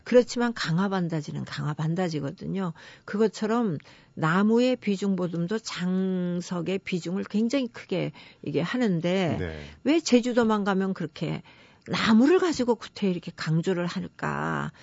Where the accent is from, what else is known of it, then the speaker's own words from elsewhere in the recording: Jeju City, Jeju, South Korea; moved away as an adult; 제가 제주시에 아주 그 옛날 마을이 있는 묵은성이라는 데가 있습니다. 거기서 네. 제가 태어나서 지금도 친정이 거기 있거든요. 음. 예, 그런 데서 자랐는데